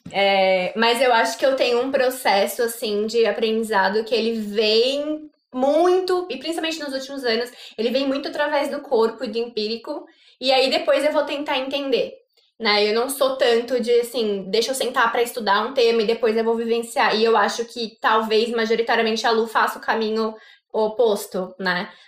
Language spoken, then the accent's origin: Portuguese; São Paulo, Brazil; vim da engenharia, vim de São Paulo, capital, é, vinda do primeiro setor, trabalhando em indústria de alimentos.